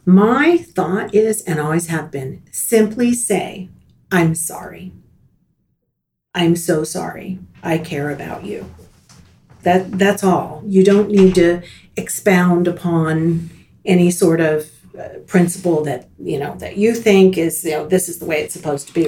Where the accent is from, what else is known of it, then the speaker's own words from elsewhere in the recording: Miami, Florida, United States; now in Tallahassee, United States; I grew up in Miami uh, born and raised, a native Floridian